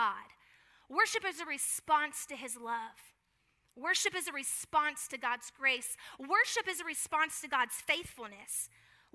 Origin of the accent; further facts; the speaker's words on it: Houston, Texas, United States; also born or lived in Atlanta, Georgia / Florida; now in San Antonio, United States; I was raised in Houston